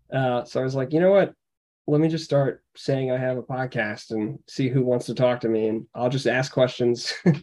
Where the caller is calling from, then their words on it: Philadelphia, Pennsylvania, United States; I'm coming from Philadelphia.